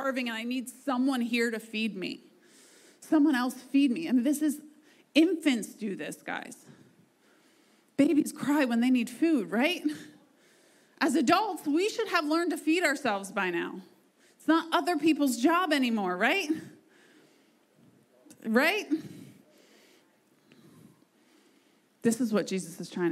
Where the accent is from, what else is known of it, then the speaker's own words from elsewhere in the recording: United States; We are so privileged as Americans, like as American Christians